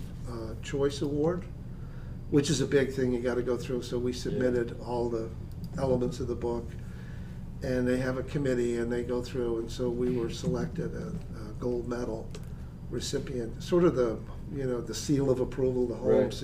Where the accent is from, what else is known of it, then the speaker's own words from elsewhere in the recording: Newfoundland and Labrador, Canada; moved away; I'm originally from Newfoundland